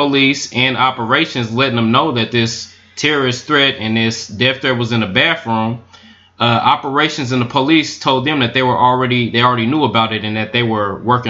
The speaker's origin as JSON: {"language": "English", "region": "the South", "country": "United States", "said": "I'm from the South. This type of shit be going on all the time."}